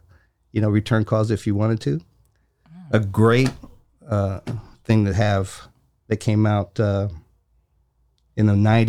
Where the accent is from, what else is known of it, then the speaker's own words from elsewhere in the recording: Tampa, Florida, United States; I grew up in Tampa. We had four channels.